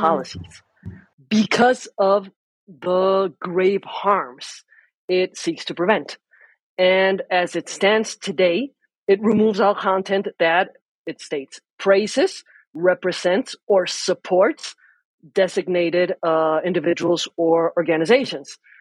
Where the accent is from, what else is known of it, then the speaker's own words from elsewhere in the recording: Mexico; I am a lawyer from Mexico